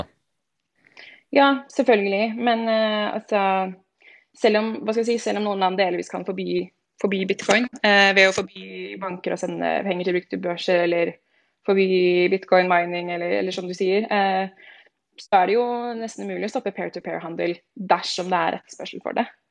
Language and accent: Norwegian; Stabekk, Akershus, Norway; moved away as an adult; also born or lived in Shanghai, China; now in Madrid, Spain; jeg er født og oppvokst eh, på Stabekk, rett utenfor Oslo